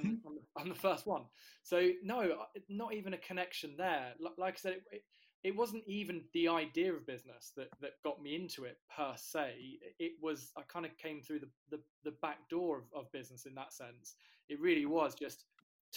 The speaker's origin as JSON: {"language": "English", "area": "near Cambridge", "region": "East of England", "country": "United Kingdom", "tie": "born or raised there", "said": "I grew up near Cambridge, but my family on my dad's side are all from County Mayo in Ireland."}